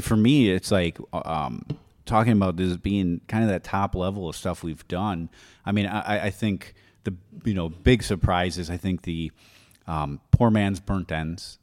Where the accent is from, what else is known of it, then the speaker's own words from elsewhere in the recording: Wisconsin, United States; moved away; I'm from Wisconsin